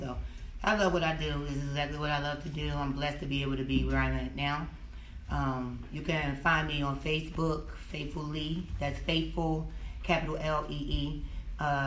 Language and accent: English; Atlantic City, New Jersey, United States; moved away as an adult; now in Greensboro, United States; I moved down here from New Jersey. I'm from Atlantic City, New Jersey